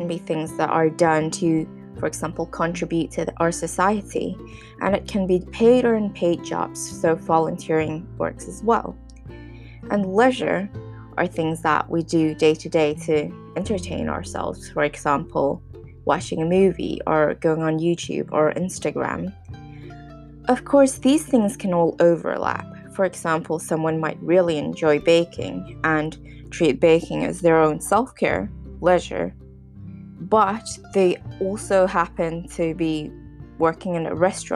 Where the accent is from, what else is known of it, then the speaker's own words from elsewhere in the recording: Hong Kong; moved away; also born or lived in United Kingdom; I'm from Hong Kong and a lot of my family and friends are in Hong Kong